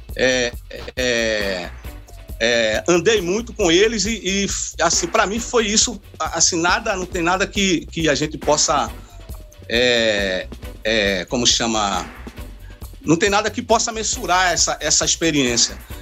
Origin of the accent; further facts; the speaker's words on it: Pernambuco, Brazil; a gente como brasileiro, como pernambucano